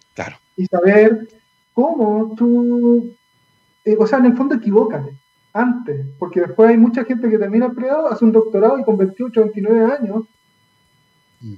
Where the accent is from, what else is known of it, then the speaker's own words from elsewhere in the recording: Valdivia, Los Ríos, Chile; moved away; yo soy nacido, criado eh, en Valdivia